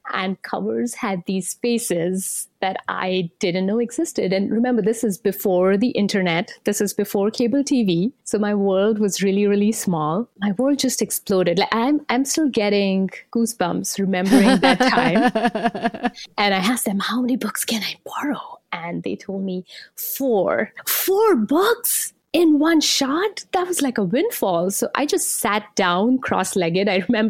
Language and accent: English; India; So I grew up in India. Back in the 80s, we didn't have as much of access to books.